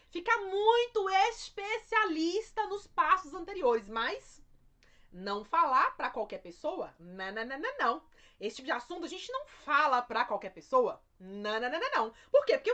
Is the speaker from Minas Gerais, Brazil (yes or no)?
yes; Minas Gerais, Brazil; Um jeitinho mineiro, já que eu sou mineiro, um jeitinho mineiro